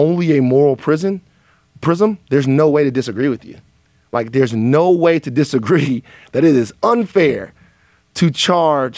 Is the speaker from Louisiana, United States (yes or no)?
yes; Baton Rouge, Louisiana, United States; growing up where I grew up in South Louisiana, Baton Rouge